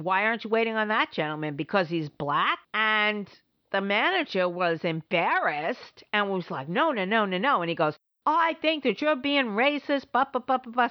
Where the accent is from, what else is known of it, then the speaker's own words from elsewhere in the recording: New York City, New York, United States; moved away; also born or lived in Providence, Rhode Island; I grew up in the Bronx